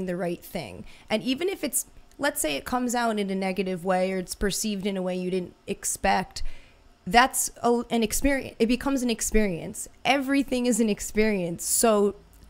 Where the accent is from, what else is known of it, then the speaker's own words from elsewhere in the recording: New York City, New York, United States; I'm from New York City